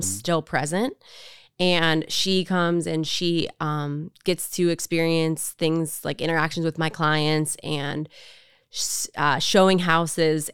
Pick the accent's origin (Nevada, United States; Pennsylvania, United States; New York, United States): Pennsylvania, United States; Pittsburgh; growing up in the South Side, being the city kid